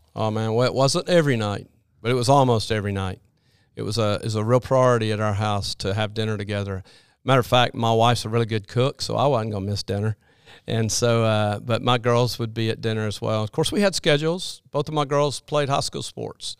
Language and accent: English; Birmingham, Alabama, United States; I grew up in Birmingham area